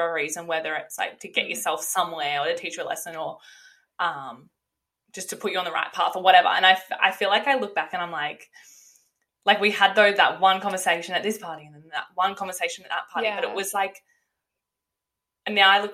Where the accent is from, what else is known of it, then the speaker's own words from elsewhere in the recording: Coffs Harbour, New South Wales, Australia; moved away as an adult; also born or lived in Canberra; now in Gold Coast, Australia; I grew up in Coffs Harbour. I lived in Coffs Harbour my whole life.